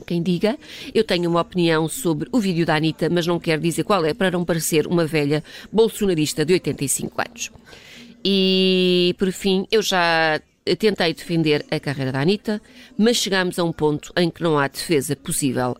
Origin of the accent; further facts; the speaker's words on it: Lisbon, Portugal; eu sou portuguesa, lisboeta